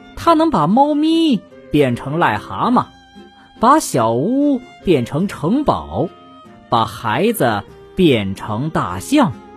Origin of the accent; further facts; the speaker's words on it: China; 我们中国人的眼珠啊，是黑色的